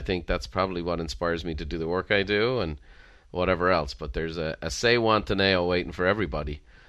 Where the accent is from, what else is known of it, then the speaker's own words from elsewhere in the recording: Ireland; I'm Irish, so I like a good death at the end.